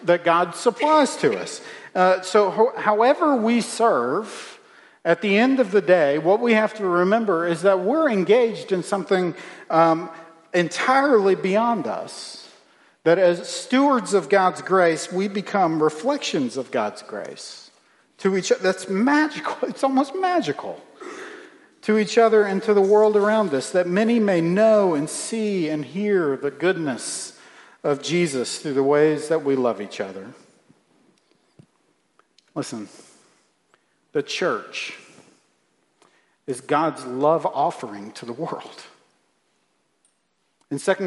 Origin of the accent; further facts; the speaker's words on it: Virginia, United States; When I was a kid, growing up in Virginia